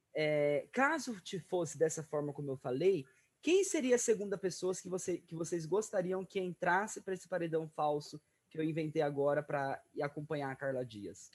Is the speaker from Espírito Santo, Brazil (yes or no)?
no; Araçatuba, São Paulo, Brazil; a cidade de Aracatuba, cidade onde eu nasci. Minha cidade inteira